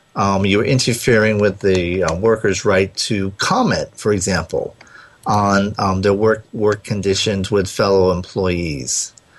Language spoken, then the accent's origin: English; Rhode Island, United States; accent: Rhode Island; moved away; my Rhode Island accent